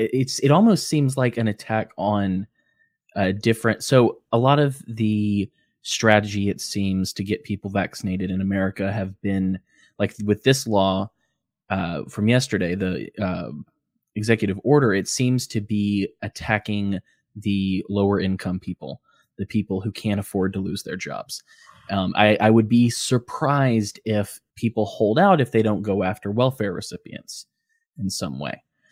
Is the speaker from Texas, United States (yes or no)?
no; Birmingham, Alabama, United States; also born or lived in Georgia / Pennsylvania / Florida; I am a Florida man by choice, but I'm an Alabamian at heart.